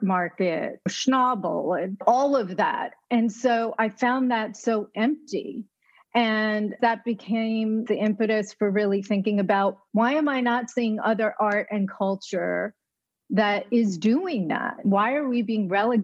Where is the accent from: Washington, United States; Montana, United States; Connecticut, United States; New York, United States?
New York, United States; I grew up in New York